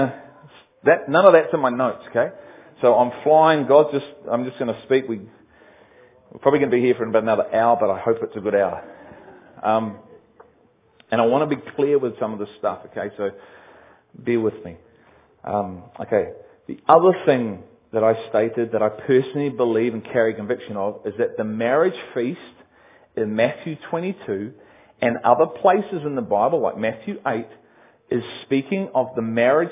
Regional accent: Liverpool, North West England, United Kingdom; I am from Liverpool.

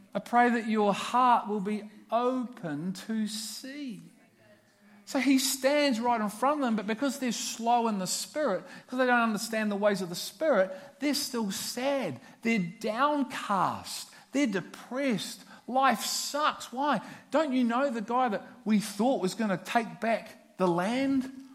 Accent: Liverpool, North West England, United Kingdom; I'm from Liverpool. it's in the blood.

